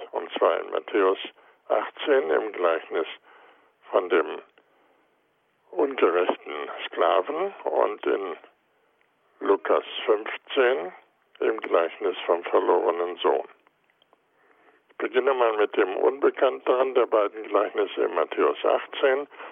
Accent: Goslar, Lower Saxony, Germany; now in Heidelberg, Germany; in meiner Heimatstadt Goslar

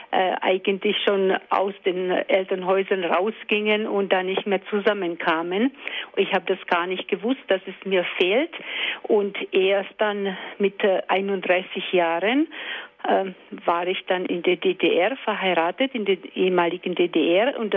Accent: Czechia; now in St. Veit, Austria; Ich stamme aus der Tschechischen Republik und dort wurde die ähm, das Sakrament der ähm, Firmung nicht gegeben

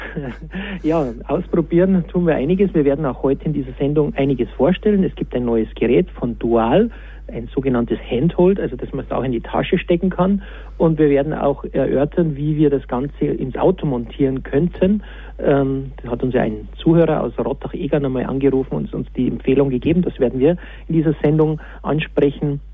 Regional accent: Lenggries, Bavaria, Germany; Strahlendes Wetter, wunderbare Pisten, das ist der Zustandsbericht meiner Heimat

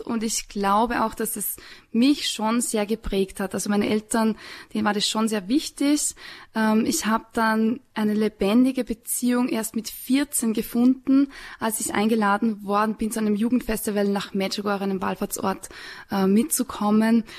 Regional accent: Upper Austria, Austria; now in Salzburg, Austria; ich komme aus Oberösterreich, ich komme vom Land

